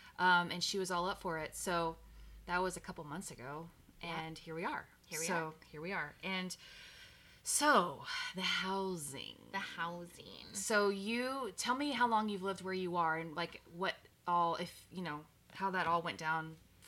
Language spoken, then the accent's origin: English; Texas, United States; So, and I'm from Texas, so I have a real love for pools, you know. So we were raised with a pool